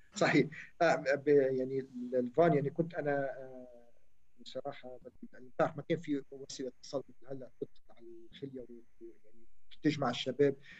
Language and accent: Arabic; Sidon, South Governorate, Lebanon; also born or lived in Chehim; من مواليد شحيم حي الجامع متزوج من السيدة المربية سهى آه، … آه، وعندي ثلاث أولاد بلشت طفولتي بشحيم وانتقلت بعدها لصيدا